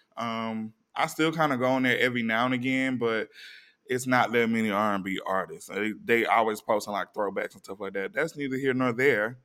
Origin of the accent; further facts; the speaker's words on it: East Coast, United States; we come from the East Coast